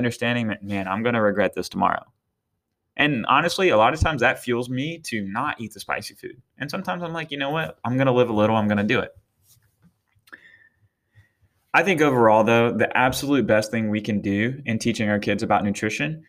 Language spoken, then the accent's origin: English; Eastern North Carolina, United States; moved away; I'm from Eastern North Carolina, and let me tell you, it's not the healthiest area. I love it to death, and I will be back there one day